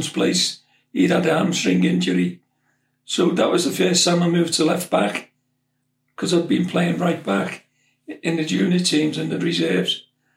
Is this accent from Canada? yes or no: no; Liverpool, North West England, United Kingdom; also born or lived in Huyton; We lived in Page Moss in Highton at the time. We moved up from Edgehill to live in a bigger house. My mother and my younger brother, Larry